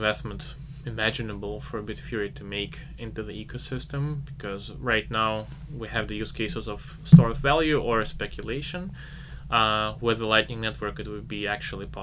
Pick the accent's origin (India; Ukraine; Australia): Ukraine; I'm from Ukraine